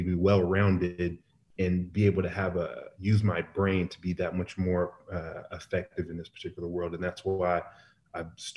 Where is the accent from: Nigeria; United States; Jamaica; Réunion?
United States; Portland, Oregon; moved away; also born or lived in Nebraska; Portland, as I grew up, I was kind of in a shell